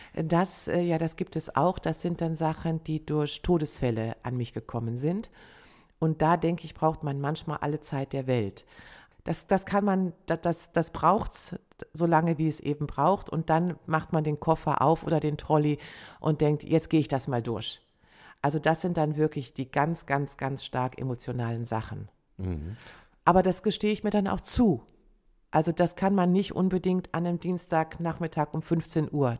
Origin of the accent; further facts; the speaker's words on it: Rhineland, Germany; als Rheinländerin mit preußischem mit preußischer Disziplin